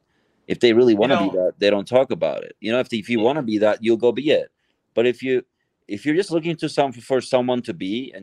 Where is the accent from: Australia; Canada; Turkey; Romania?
Turkey; Istanbul; English is a second language; moved away; I'm Turkish. I grew up in Turkey. I didn't cover that part. I grew up in Istanbul.